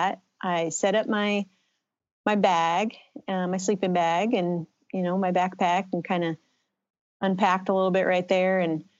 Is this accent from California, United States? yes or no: yes; the Bay Area, California, United States; I grew up in California in the Bay Area